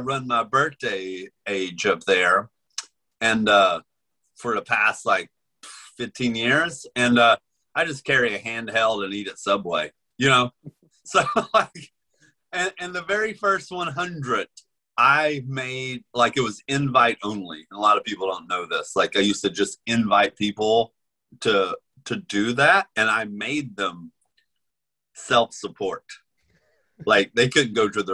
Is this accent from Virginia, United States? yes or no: yes; Damascus, Virginia, United States; born or raised there; moved away